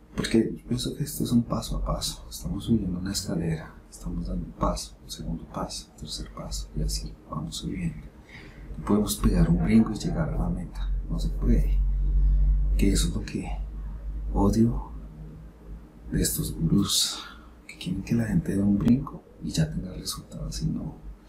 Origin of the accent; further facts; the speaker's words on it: Bogotá, Colombia; Yo soy de Bogotá, de la capital.